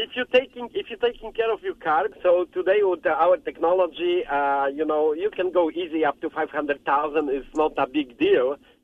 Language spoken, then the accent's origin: English; Poland; now in Canada; I'm from Poland originally. I'm living in Canada.